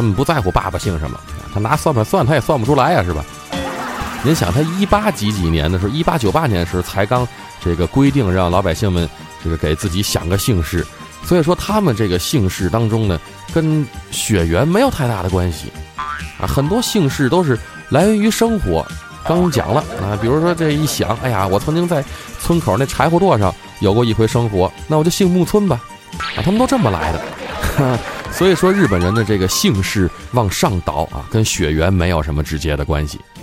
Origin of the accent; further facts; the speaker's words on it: Tianjin, China; 我就看咱天津台自己的节目，咱身为一天津人，咱就应该支持咱天津人自己的玩意儿